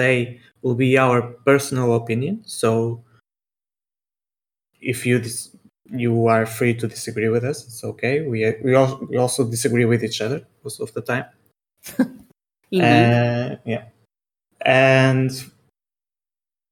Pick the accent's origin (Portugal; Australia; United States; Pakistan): Portugal; I am 30 years old and I'm from Portugal